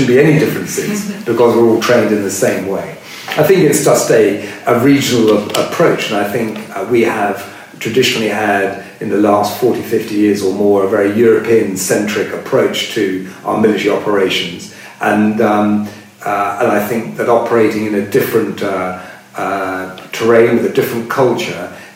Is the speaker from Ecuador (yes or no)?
no; United Kingdom; being a Brit